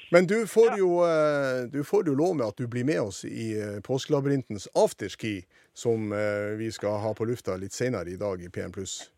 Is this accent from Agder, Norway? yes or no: no; Sortland, Nordland, Norway; kinoen på Sortland, der jeg gikk på videregående skole den tida